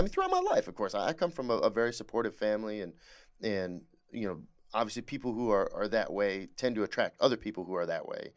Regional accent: Hadley, Michigan, United States; Hadley, named after my hometown in Michigan

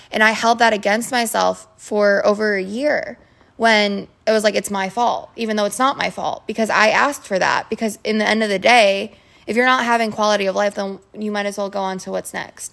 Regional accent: Twinsburg, Ohio, United States; moved away; also born or lived in Orlando, Florida; I'm from Cleveland, Ohio, Twinsburg to be exact, which is like thirty minutes outside the city

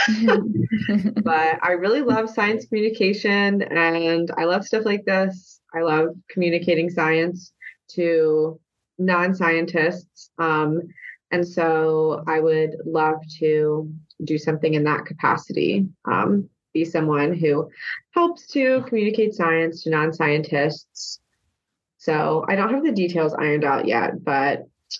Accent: the South, United States; moved away; I'm from a very small rural town in the South.

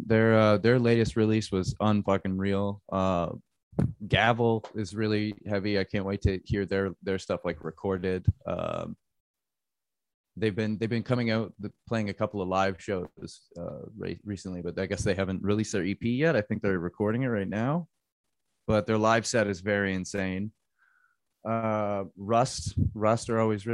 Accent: Niagara Falls, Ontario, Canada; also born or lived in Saskatchewan; now in Toronto, Canada; I mostly grew up around like the Niagara area. My parents moved me out there when I was like 7, and I was there from like around that time

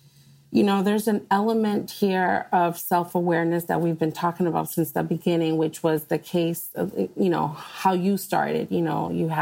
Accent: United States; first language Spanish; English is a second language; my experience being born in the United States is of a Black woman

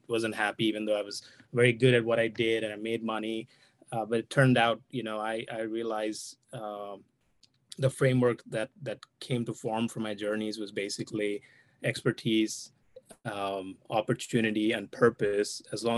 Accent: India; moved away as an adult; now in United States; I'm originally from India.

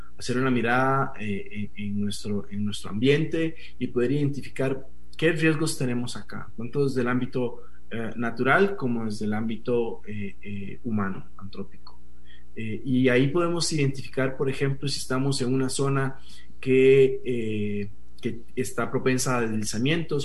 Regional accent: Costa Rica; also born or lived in Colombia; los costarricenses en nuestro, en nuestro país

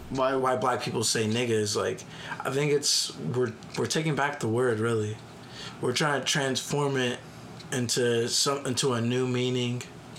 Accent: United States; I'm also an American. I was born in America. My mom was born in America.

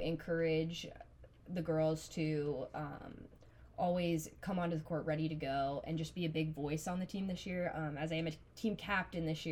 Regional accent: Auburn, Nebraska, United States; I'm from Auburn, Nebraska.

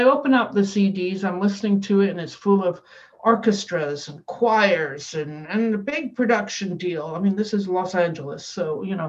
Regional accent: Scotland, United Kingdom; moved away; as a child on the steps of my tenement building, growing up in Scotland

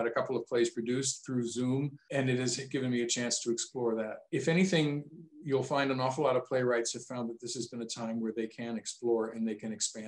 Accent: Michigan, United States; where I grew up, as you can probably tell a little bit by my accent, I was influenced by living close to Canada and finding out about that different part of the world too, as well, spending years in Northern Michigan.

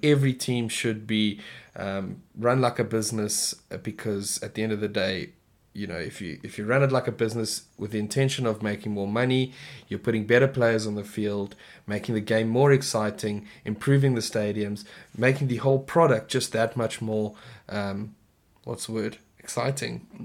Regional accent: South Africa

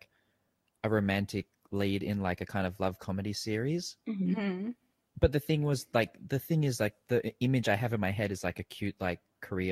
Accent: Australia; now in Thailand; growing up in Australia

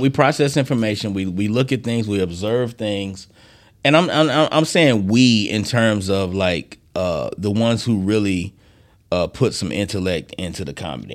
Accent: Decatur, Georgia, United States; also born or lived in Philadelphia, Pennsylvania; born in Philadelphia, raised in Decatur, Georgia

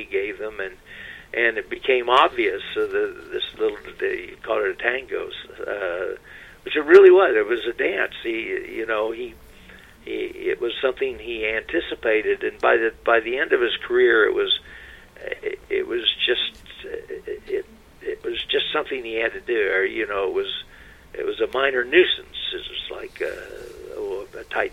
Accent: Huntington, West Virginia, United States; I grew up in Huntington, West Virginia

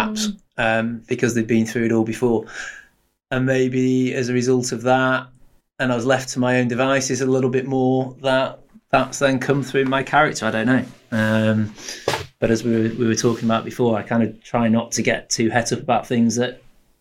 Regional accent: Blackpool, North West England, United Kingdom; I was lucky growing up in Blackpool

